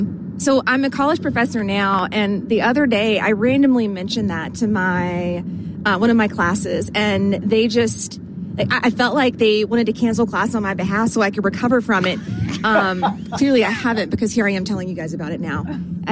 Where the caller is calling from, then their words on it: South Carolina, United States; This is …. I am from South Carolina, and I was just listening.